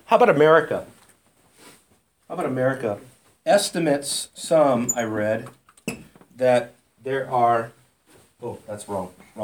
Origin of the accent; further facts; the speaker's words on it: United States; We don't really have a global perspective as Americans